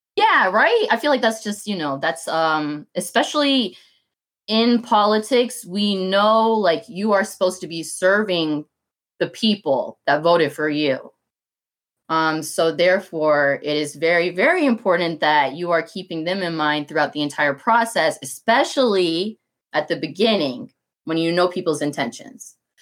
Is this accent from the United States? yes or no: yes; Clarkston, Georgia, United States; I'm from Clarkston